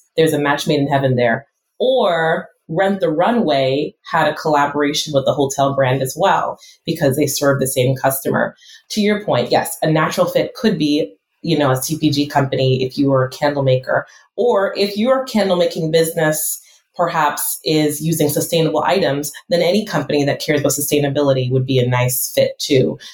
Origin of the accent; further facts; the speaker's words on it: United States; I'm first generation American